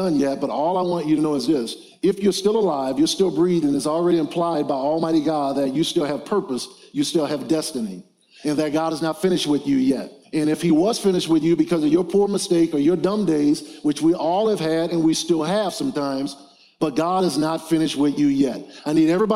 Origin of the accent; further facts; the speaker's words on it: New Orleans, Louisiana, United States; I grew up in New Orleans, Louisiana